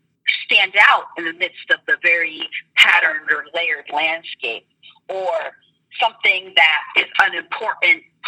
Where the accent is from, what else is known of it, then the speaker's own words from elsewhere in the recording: Columbus, Ohio, United States; I grew up in Columbus, Ohio, and I grew up like downtown.